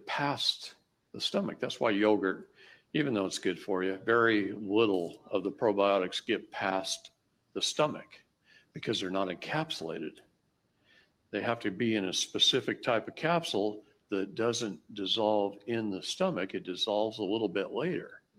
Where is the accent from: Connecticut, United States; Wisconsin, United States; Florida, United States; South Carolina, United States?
Wisconsin, United States; I grew up in Wisconsin